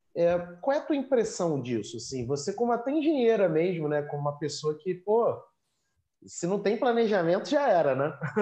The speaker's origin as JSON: {"language": "Portuguese", "region": "Rio de Janeiro", "country": "Brazil", "tie": "born or raised there", "said": "eu nasci no Rio, né? E, e construí minha vida no Rio"}